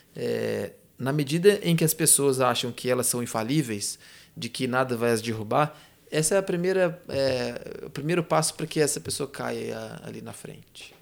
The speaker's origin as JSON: {"language": "Portuguese", "region": "interior of Minas Gerais", "country": "Brazil", "said": "sou do interior de Minas"}